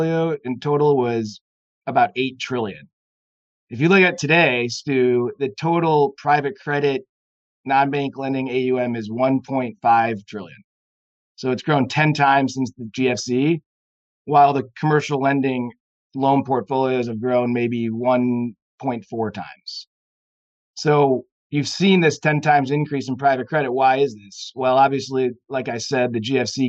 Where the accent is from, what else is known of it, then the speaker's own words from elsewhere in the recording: St. Louis, Missouri, United States; now in Chicago, United States; St. Louis, Missouri is my hometown